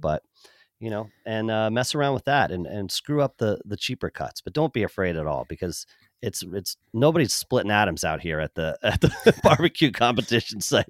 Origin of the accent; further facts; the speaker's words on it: Pennsylvania, United States; now in Kansas City, United States; growing up on the East Coast in Pennsylvania